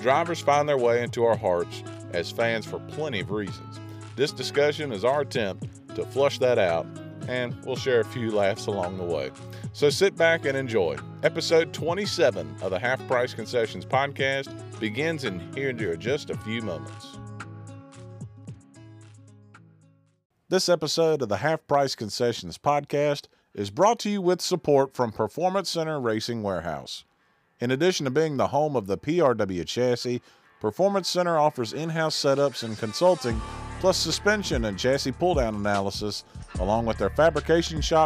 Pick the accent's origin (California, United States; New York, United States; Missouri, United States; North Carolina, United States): North Carolina, United States; Burlington; I'm from Burlington. I'm not from Altamahal or Reedsville.